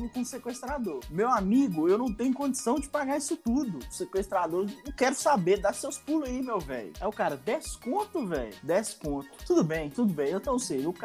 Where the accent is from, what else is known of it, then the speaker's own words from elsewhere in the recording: Caeté, Minas Gerais, Brazil; now in Belo Horizonte, Brazil; A galera geralmente do interior vem pra cá. Eu sou um desses, olha só, vim de Caeté, buscar